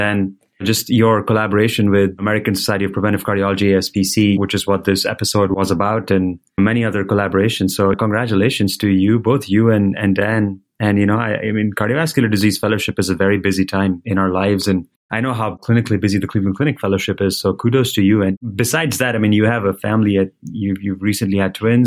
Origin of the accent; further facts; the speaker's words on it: Delhi, India; moved away; I was born and raised in Delhi. My family still lives in India